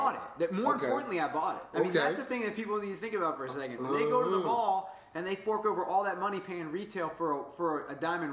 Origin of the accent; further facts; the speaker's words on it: Woodbridge, Virginia, United States; And I was from Woodbridge, Virginia, Occoquan right. area.